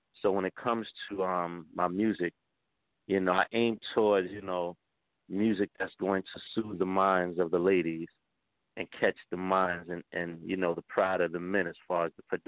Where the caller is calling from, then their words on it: New York City, New York, United States; I'm calling from New York City. Yes, I am.